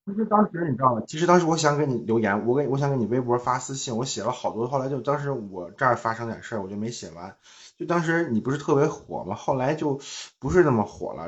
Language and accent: Chinese; Zhangjiakou, Hebei, China; also born or lived in Tianjin; now in Changchun, China; 我现在在长春，在长春长春，我是河北人